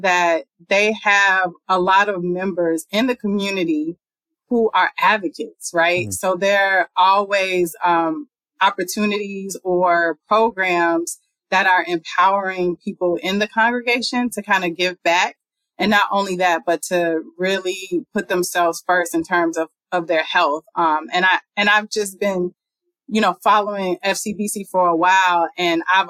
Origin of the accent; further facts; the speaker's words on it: Chicago, Illinois, United States; also born or lived in Harlem, New York; now in New York, United States; I'm originally from Chicago.